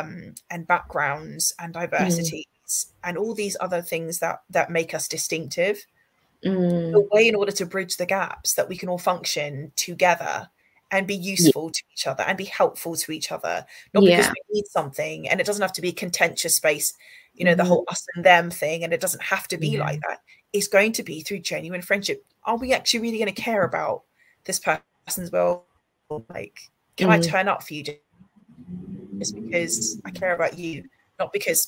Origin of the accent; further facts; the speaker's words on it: South West England, United Kingdom; I grew up in the Cotswolds in a village my whole life.